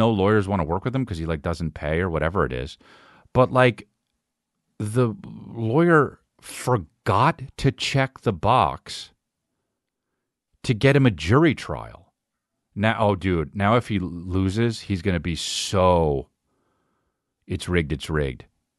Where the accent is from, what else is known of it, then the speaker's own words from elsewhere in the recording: Boston, Massachusetts, United States; Ah, you know, I'm from Boston. Boston guys always want to tell you they're from Boston, you know?